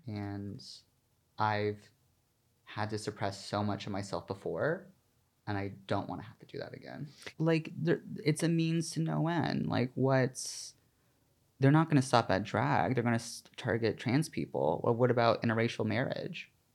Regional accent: the South, United States; now in New York City, United States; I'm from the South

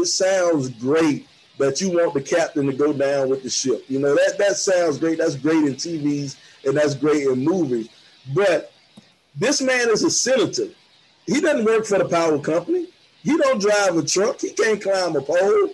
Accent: Georgia, United States; I'm from Georgia

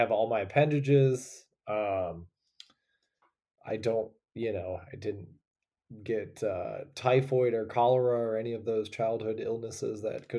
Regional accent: Toledo, Ohio, United States; But I'm from Toledo, Ohio, which is Northwest Ohio, the really, really flat and corn-filled part of Ohio.

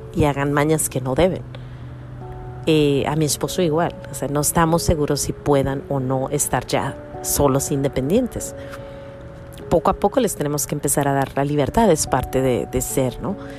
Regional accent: Mexico; now in United States; En mi pueblo, cuando yo estaba creciendo, todo el mundo andaba en la calle, todos los chiquillos andaban corriendo. Eran los ochentas, estamos hablando de México en los ochentas

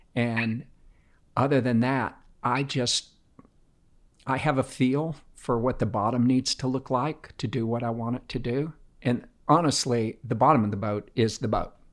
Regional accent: Tampa, Florida, United States; I grew up in Tampa, everybody was from the north

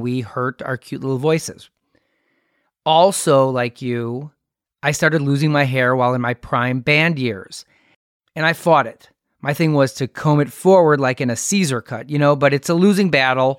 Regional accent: Milwaukee, Wisconsin, United States; Alex and I are from Milwaukee

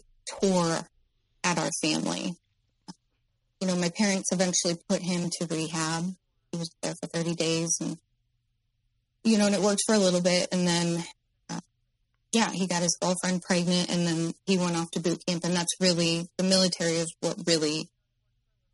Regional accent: Midwest, United States; I'm in the Midwest, by the way, my hometown

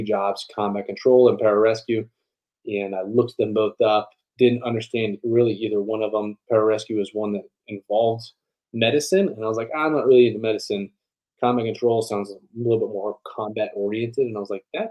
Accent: Tucson, Arizona, United States; also born or lived in Colorado; I grew up in Tucson, Arizona, born in Colorado

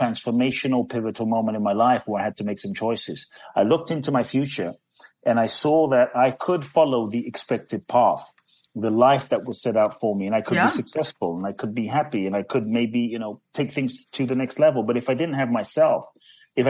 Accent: London, United Kingdom; born or raised there; also born or lived in Ghana; now in United States

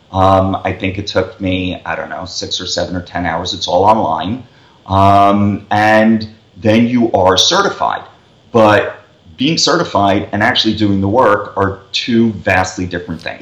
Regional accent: New York City, New York, United States; also born or lived in Las Vegas; we're from New York

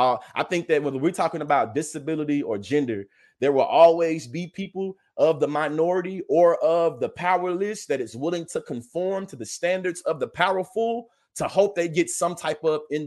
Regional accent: the South, United States; My grandfather, I'm a Southerner.

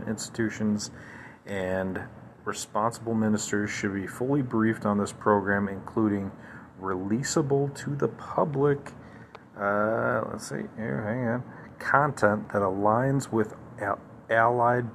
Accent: United States; That's what we expect as Americans. That's what we want as Americans

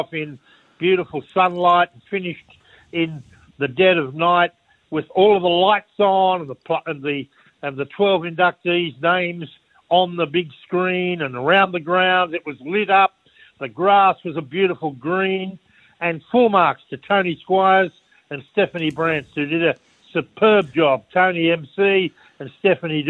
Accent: Wollongong, New South Wales, Australia; as a kid growing up in Wollongong

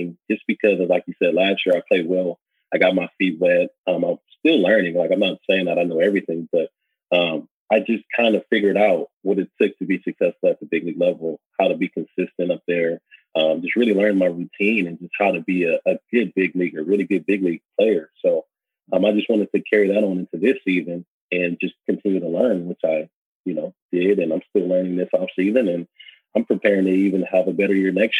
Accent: Los Angeles, California, United States; I come from South Central LA, so nothing was ever handed to me

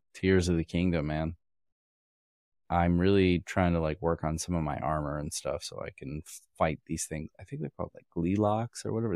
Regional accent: Kentucky, United States; I was born in Kentucky

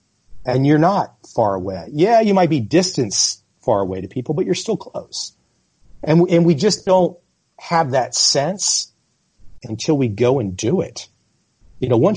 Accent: United States; I'm American

